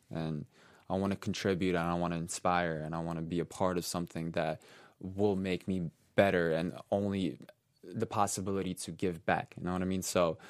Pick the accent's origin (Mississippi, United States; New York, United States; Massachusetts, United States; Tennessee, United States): New York, United States; and I grew up in New York, let's say